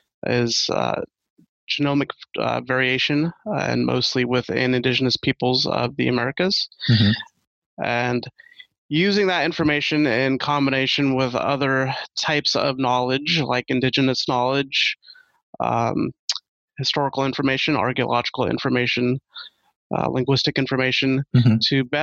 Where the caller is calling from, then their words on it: Champaign, Illinois, United States; I'm calling in from Champaign, Illinois. I work at the University of Illinois, Urbana-Champaign.